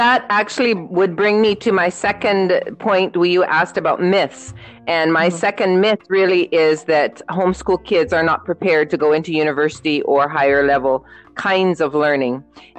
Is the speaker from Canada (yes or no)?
yes; Canada; also born or lived in Trinidad and Tobago; as Nikki mentioned, I'm Canadian and Trinidadian. And so we were looking at options for our kids to either go to Trinidad or Canada.